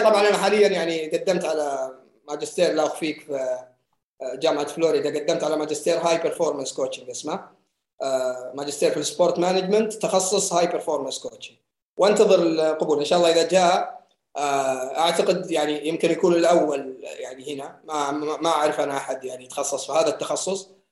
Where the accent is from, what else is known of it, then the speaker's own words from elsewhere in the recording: Saudi Arabia; عندنا في السعوديه